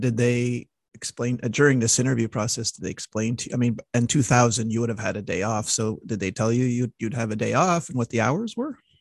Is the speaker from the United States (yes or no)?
no; Montreal, Quebec, Canada; we are both from Montreal